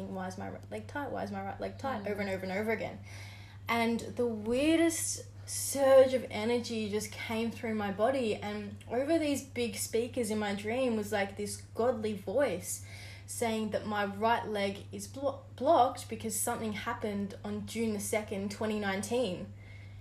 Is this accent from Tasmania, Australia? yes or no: yes; Tasmania, Australia; I grew up in Tassie